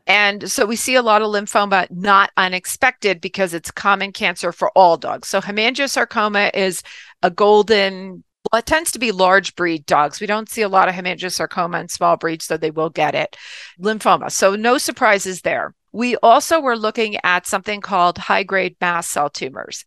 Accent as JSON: {"language": "English", "region": "New Jersey", "country": "United States", "tie": "born or raised there", "said": "I grew up in New Jersey"}